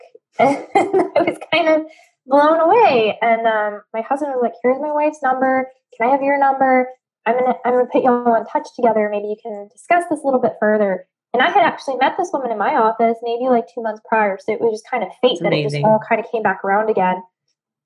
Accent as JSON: {"language": "English", "town": "Cheyenne", "region": "Wyoming", "country": "United States", "tie": "born or raised there", "also_born_or_lived": "Kodiak, Alaska", "moved": "yes", "lives_now": "New Orleans, United States", "said": "I grew up in Cheyenne, Wyoming"}